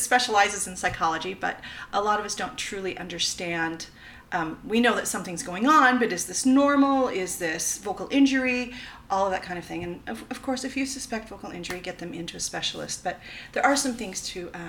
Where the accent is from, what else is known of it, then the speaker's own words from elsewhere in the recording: Oregon, United States; I grew up in Oregon